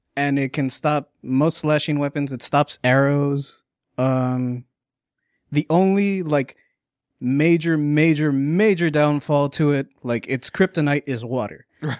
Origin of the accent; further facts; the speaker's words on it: Texas, United States; I'm from Texas.